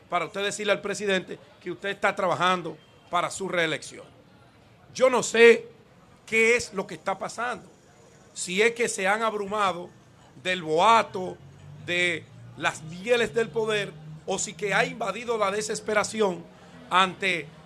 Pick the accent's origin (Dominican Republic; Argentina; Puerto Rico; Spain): Dominican Republic; parecer es enemigo de la República Dominicana para que sigan con la campaña de descrédito hacia nosotros como dominicanos.